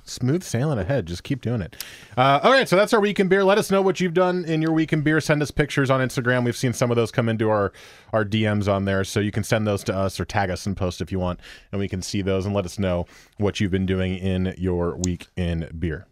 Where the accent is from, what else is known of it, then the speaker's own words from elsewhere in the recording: New Jersey, United States; now in Beaverton, United States; My home hometown is still in New Jersey, but my new hometown in Beaverton